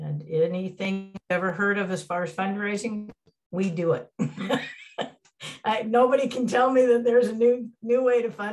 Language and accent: English; Mercer Island, Washington, United States; moved away as an adult; also born or lived in Juneau, Alaska; now in Alaska, United States; I was born and raised in Washington, attended high school in Mercer Island